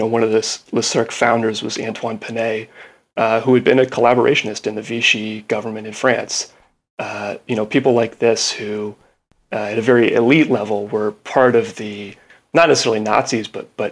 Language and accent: English; United States; I'm an American